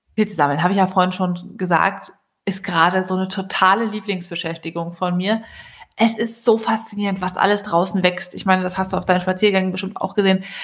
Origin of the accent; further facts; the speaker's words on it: Berlin, Germany; als äh, Berliner